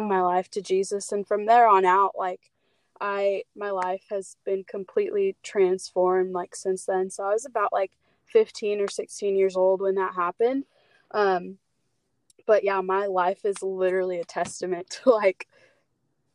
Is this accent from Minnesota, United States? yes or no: no; San Diego, California, United States; I'm from San Diego, born and raised